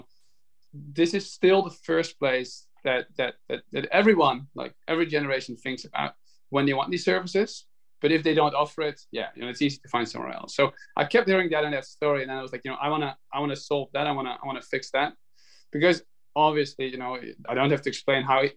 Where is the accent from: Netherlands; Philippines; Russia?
Netherlands; now in New York, United States; I'm from the Netherlands. I'm in the home I grew up in. It's the Dutch countryside. I live in New York.